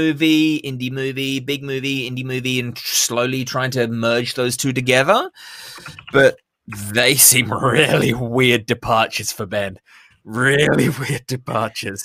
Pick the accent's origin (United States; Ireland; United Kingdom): United Kingdom; I'm British